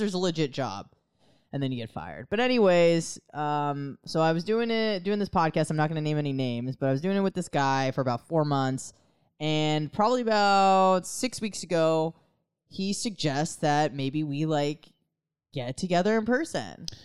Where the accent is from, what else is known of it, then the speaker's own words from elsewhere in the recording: United States; as an American